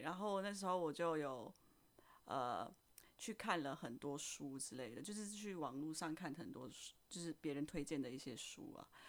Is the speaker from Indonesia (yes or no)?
yes; Indonesia; moved away as an adult; now in Taiwan; 我来自印尼，然后我在台湾工作了五年了